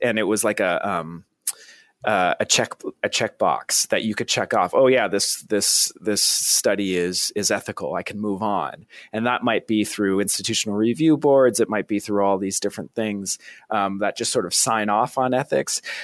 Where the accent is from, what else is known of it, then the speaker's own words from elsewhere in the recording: Vermont, United States; I'm from Vermont, so I'm kind of a Northeast guy.